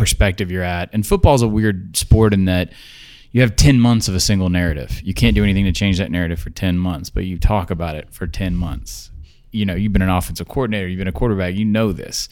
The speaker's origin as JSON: {"language": "English", "region": "Georgia", "country": "United States", "said": "I'm from Georgia"}